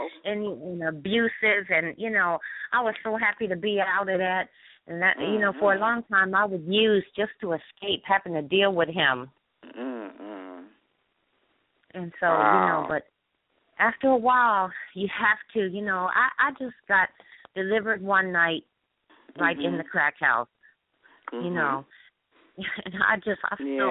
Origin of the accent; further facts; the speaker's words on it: United States; moved away as an adult; also born or lived in New York / Washington, D.C.; now in Baltimore, United States; I grew up in Jersey and in New York